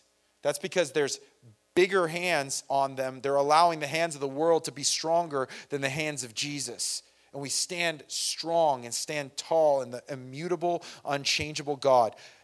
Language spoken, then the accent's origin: English; San Bernardino, California, United States; I'm Irish and I'm from San Bernardino